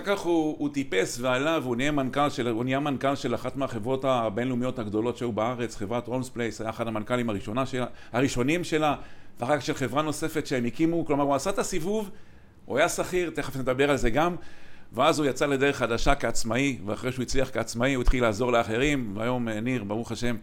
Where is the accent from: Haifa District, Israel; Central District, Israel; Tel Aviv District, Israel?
Haifa District, Israel; Kiryat Motzkin; שנינו גדלנו בקריית מוצקין